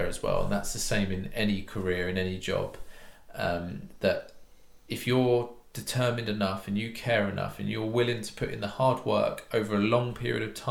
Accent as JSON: {"language": "English", "country": "United Kingdom", "said": "being British"}